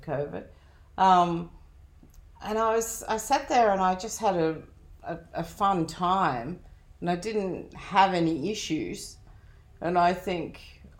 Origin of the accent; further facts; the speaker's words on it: Australia; Yes, I'm Australian. I'm probably a convict.